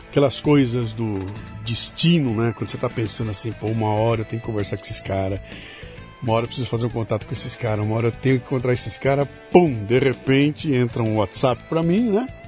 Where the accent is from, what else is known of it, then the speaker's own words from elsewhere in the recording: Porto Alegre, Rio Grande do Sul, Brazil; born there; Porto Alegre. Gaúcho.